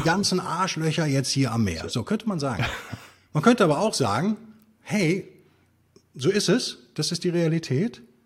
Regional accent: Germany; bin natürlich Deutscher

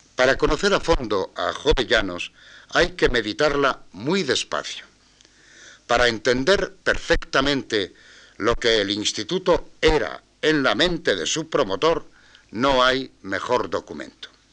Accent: Asturias, Spain; soy asturiano

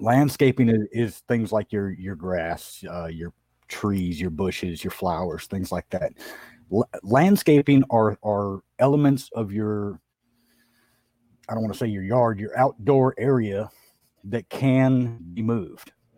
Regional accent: San Diego, California, United States; also born or lived in Oklahoma; I grew up in Southern California in San Diego

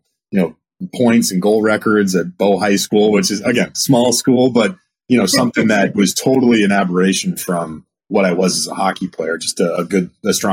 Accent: outside of Concord, New Hampshire, United States; also born or lived in Wisconsin; I grew up in a small town outside of Concord

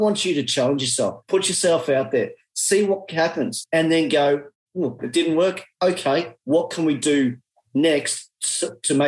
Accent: Australia; accent: Australian; excuse my Australian accent

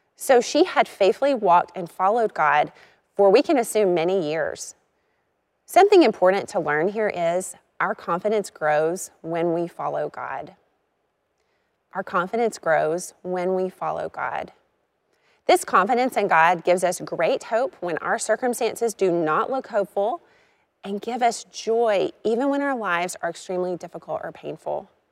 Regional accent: Arkansas, United States; I grew up in Arkansas

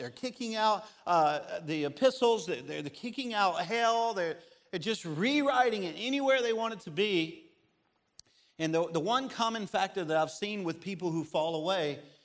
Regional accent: Baton Rouge, Louisiana, United States; moved away; Baton Rouge, which is where I'm from

